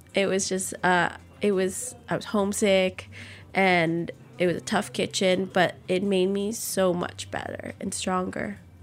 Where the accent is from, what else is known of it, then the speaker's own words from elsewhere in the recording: New Orleans, Louisiana, United States; growing up in New Orleans, every year you pretty much evacuate at least once